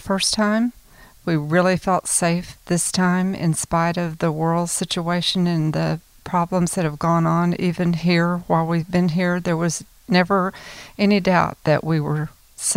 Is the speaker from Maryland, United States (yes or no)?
no; Flower Mound, Texas, United States; I'm from Flower Mound, Texas.